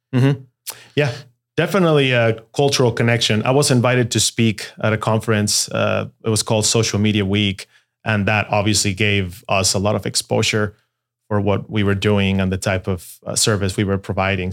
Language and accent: English; Mexico City, Mexico; first language Spanish; English is a second language; moved away as an adult; also born or lived in Guadalajara, Mexico; I was born in Guadalajara. Mexico. And at the age of five, moved to Mexico City. So the, the truth is I call Mexico City home.